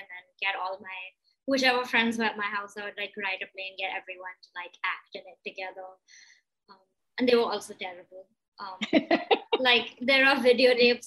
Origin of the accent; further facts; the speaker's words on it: Mumbai, Maharashtra, India; I was born and brought up in Bombay, and I was going to school here